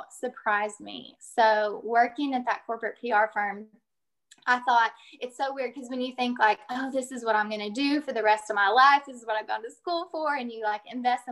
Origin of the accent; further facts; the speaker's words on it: Claremore, Oklahoma, United States; I'm originally from Claremore, Oklahoma, which is just a little town northeast of Tulsa